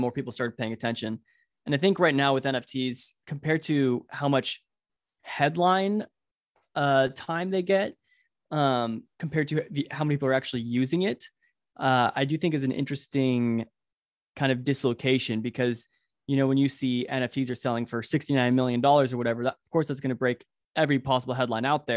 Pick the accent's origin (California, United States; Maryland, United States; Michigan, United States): California, United States; Orange County; I'm from Orange County